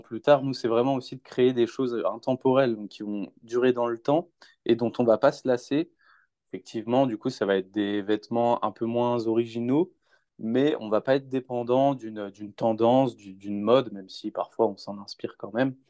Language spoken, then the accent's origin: French; Rennes, Brittany, France; moved away as an adult; now in Lyon, France; je suis originaire de Rennes, mais euh, je vis sur Lyon là, depuis près de deux ans